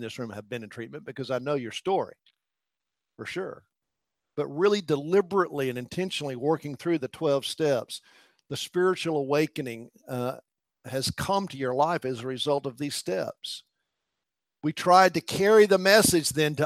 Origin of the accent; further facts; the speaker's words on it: Elizabethton, Tennessee, United States; moved away; I was raised in a little country church in Elizabethton, Tennessee.